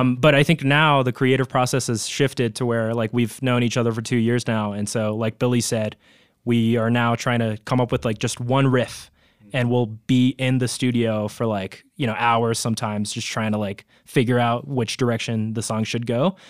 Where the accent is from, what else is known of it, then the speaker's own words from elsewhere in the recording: Tokyo, Japan; moved away as an adult; now in Colorado, United States; I'm originally from Tokyo, Japan, but, uh, really close to my house, actually, there was a capoeira, like, dojo